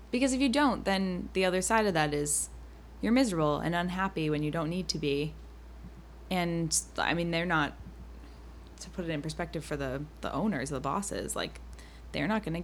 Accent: Massachusetts, United States; we're from Massachusetts.

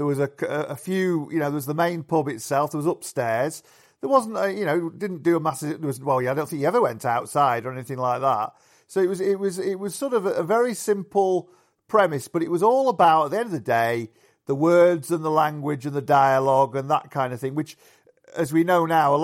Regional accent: Yorkshire and the Humber, United Kingdom; in the pubs where I grew up in Yorkshire.

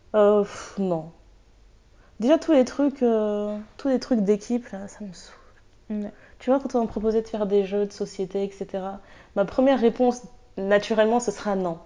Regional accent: France; je suis française

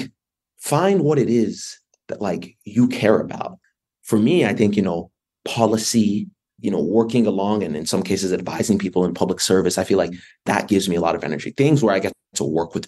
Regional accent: North Carolina, United States; moved away as an adult; I grew up in North Carolina.

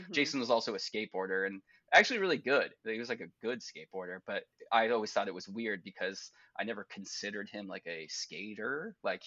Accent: Laguna Beach, California, United States; my hometown

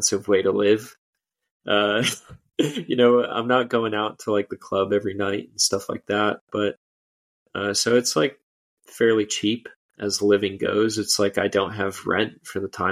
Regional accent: Florida, United States; I'm from Florida.

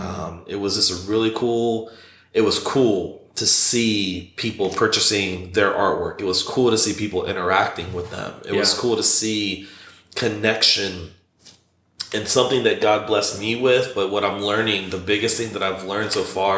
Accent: Shalimar, Florida, United States; also born or lived in Orlando; where I'm from, Fort Walton Beach. Well, I'm from Shalimar, but the bigger town is Fort Walton Beach, which is about 6 hours from here. And so in the Panhandle

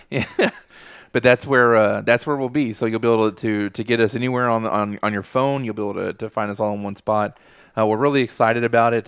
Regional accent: Texas, United States; we're from Texas

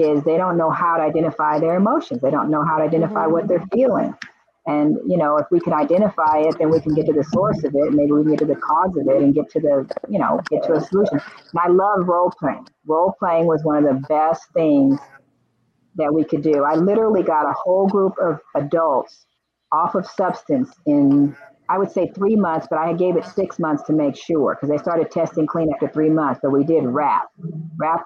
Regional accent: Los Angeles, California, United States; I grew up in Crenshaw area. That was I grew up there, went to school there, grew up

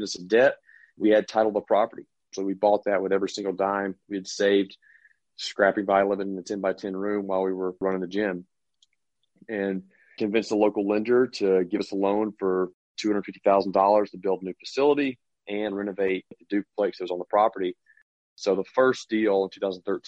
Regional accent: Mississippi, United States; moved away as an adult; also born or lived in Portland, Maine; now in Camden, Maine, United States; I'm from Mississippi originally. I went to high school there

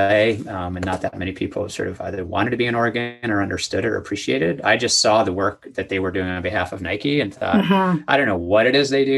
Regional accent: Montreal, Quebec, Canada; moved away as an adult; also born or lived in Toronto; I was born and raised in Montreal

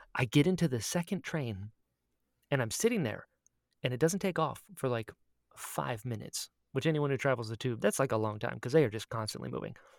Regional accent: United States; I outed myself as an American immediately.

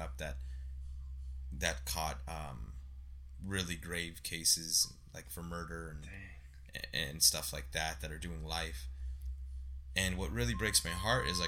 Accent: Santa Ana, California, United States; I grew up on Civic Center and Rate

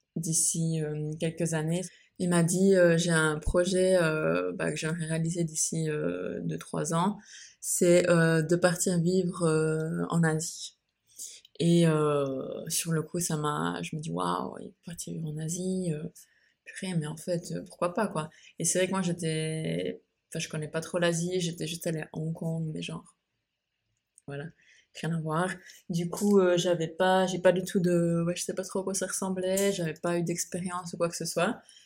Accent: Switzerland; moved away as an adult; now in Bali, Indonesia; j'ai quitté la Suisse, donc mon pays d'origine où je suis née. J'ai grandi et j'ai passé 26 ans de ma vie

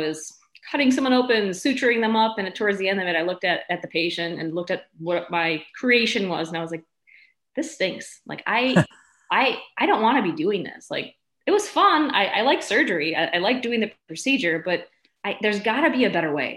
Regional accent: Chicago, Illinois, United States; also born or lived in Milwaukee; I was born in Chicago, raised in the suburbs. I lived most of my adult life in Chicago, besides going to school

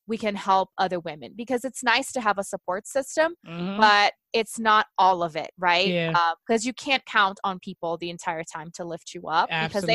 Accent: Brazil; English is a second language; moved away; I'm originally from Brazil

